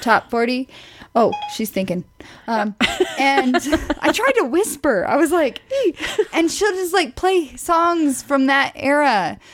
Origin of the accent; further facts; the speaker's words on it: Midwest, United States; I'm from the Midwest